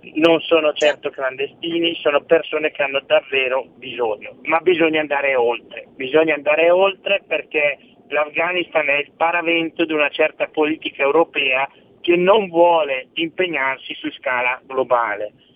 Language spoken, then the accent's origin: Italian; province of Brescia, Lombardy, Italy; sia alla provincia di Brescia che proprio la mia zona è il lago di Garda